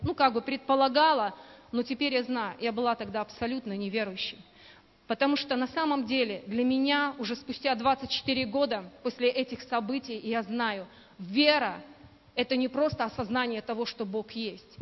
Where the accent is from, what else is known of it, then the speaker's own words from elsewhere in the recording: Belarus; moved away as an adult; now in Buryatia, Russia; я сама родом из Белоруссии